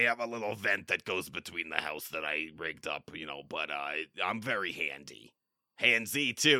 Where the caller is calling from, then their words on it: Texas, United States; I'm calling from Texas.